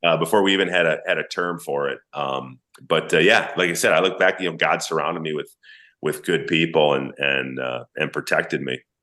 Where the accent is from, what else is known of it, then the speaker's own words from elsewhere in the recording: St. Paul, Minnesota, United States; I grew up in St. Paul, Minnesota.